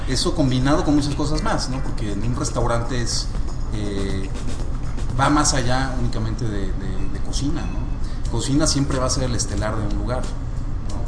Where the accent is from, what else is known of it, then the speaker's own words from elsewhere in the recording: Mexico; de cómo somos los mexicanos